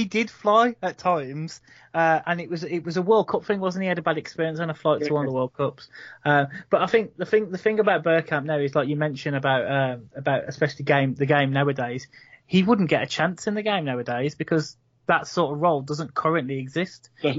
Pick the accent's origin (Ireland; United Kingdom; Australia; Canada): United Kingdom; Wolverhampton, West Midlands; born there; So I'm from Wolverhampton originally. I was born, and I won't say raised, but I was born in Wolverhampton.